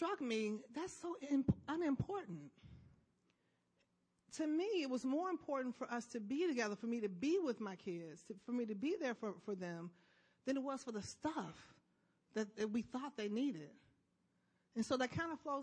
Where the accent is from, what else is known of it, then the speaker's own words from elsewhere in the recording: Chicago, Illinois, United States; I'm from Chicago